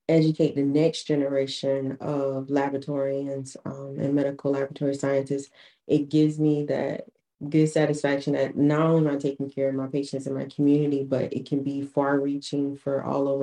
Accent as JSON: {"language": "English", "town": "Florence", "region": "South Carolina", "country": "United States", "also_born_or_lived": "Charleston, South Carolina", "said": "I'm from Florence, South Carolina originally"}